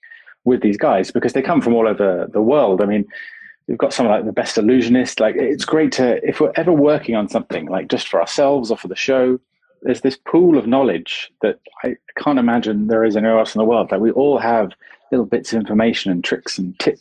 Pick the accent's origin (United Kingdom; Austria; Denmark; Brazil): United Kingdom; I'm very British